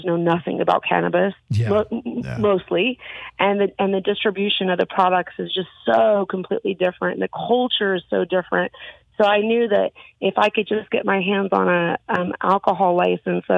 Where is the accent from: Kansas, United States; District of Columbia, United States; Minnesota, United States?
Kansas, United States; moved away; also born or lived in California / Nevada; growing up in Kansas in the Bible Belt